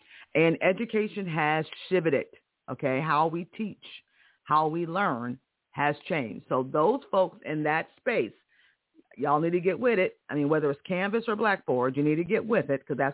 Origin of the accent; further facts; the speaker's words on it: Connecticut, United States; I'm from Connecticut. I remember as a kid in Connecticut